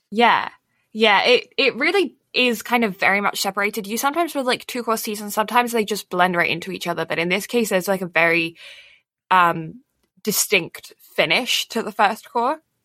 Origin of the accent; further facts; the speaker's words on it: England, United Kingdom; I am English